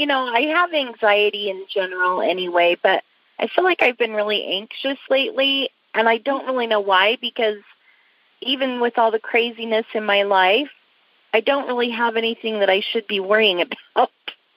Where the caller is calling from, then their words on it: Sandy, Utah, United States; I'm in Sandy, Utah.